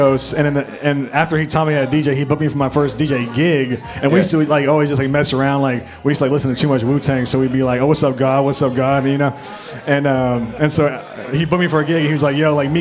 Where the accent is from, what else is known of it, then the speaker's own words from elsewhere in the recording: San Francisco, California, United States; moved away as an adult; now in Los Angeles, United States; Born and raised in San Francisco, music is just everywhere